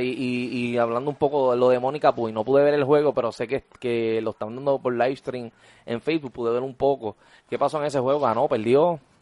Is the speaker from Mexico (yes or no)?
no; Puerto Rico; yo prefiero quedarme en mi país. Y tú sabes lo que pasa también. Aquí en Puerto Rico hay trabajo.